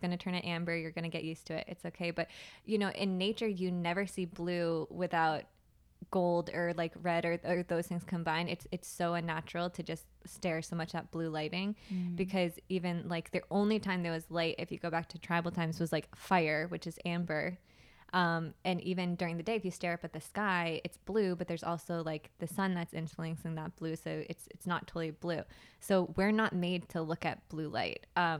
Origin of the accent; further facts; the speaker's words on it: Plymouth, Massachusetts, United States; I'm from Plymouth, Massachusetts, and I lived there for most of my life until I went to college in St. Augustine, Florida, and that was, like, my first experience pretty much outside of Massachusetts.